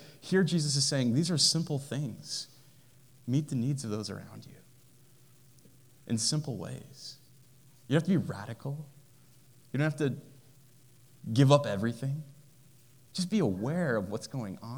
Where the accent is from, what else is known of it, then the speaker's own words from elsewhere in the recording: United States; I'm an American and happy to be an American